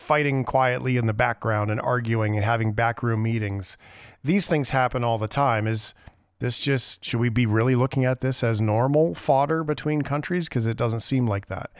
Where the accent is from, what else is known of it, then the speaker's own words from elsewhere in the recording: Canada; as Canadian citizens